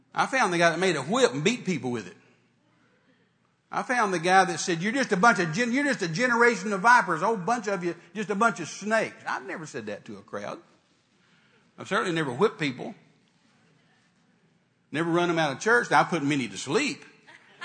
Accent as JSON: {"language": "English", "region": "Texas", "country": "United States", "said": "I'm a Texan"}